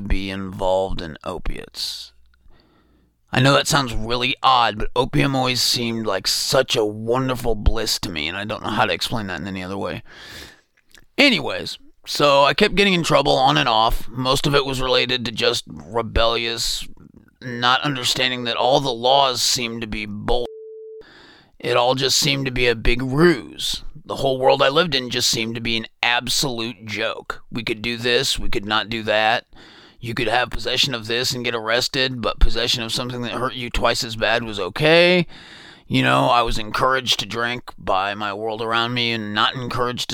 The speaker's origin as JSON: {"language": "English", "town": "Bloomington", "region": "Indiana", "country": "United States", "tie": "born or raised there", "said": "I was born in Bloomington, had an absolutely wonderful childhood"}